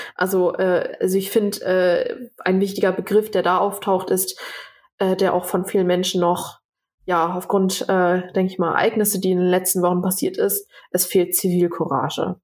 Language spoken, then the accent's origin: German; Germany; ich bin hier geboren, meine Eltern äh, äh zwar nicht